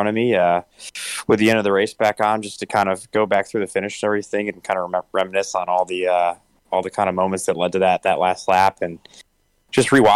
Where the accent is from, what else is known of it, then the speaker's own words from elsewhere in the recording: Syracuse, New York, United States; growing up in Syracuse, New York